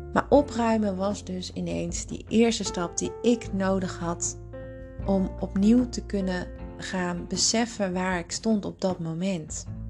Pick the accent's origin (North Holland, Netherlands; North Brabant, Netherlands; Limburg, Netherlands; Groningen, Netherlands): North Brabant, Netherlands; Tilburg; moved away as an adult; also born or lived in Hilversum; ik ging terug naar eh, Tilburg, waar ik vandaan kwam. En ik kwam te wonen bij mijn ouders